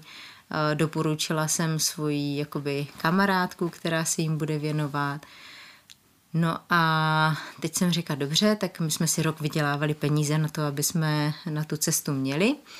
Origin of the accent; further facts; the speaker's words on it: a small village near Ostrava, Moravian-Silesian Region, Czechia; also born or lived in Ecuador; Vyrůstala jsem na malé vesničce u Ostravy